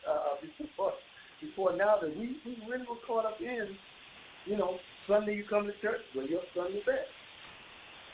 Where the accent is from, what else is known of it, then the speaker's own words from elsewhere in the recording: Bahamas; moved away; I'm born and raised in the Bahamas